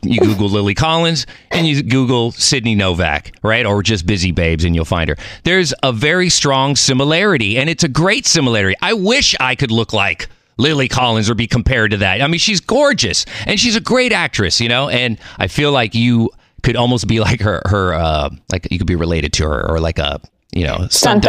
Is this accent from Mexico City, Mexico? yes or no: yes; Mexico City, Mexico; born there; I'm Mexican. I was born in Mexico City. I don't speak Spanish. I should.